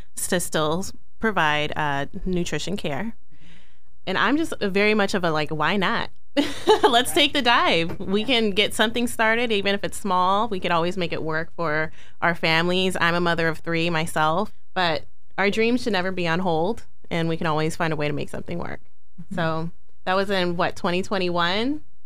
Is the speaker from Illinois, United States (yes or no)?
yes; Chicago, Illinois, United States; now in Sacramento, United States; My sister and I, we were born here in Sacramento and we stayed here early elementary years, but I claim for myself that I feel like I grew up in the Chicago area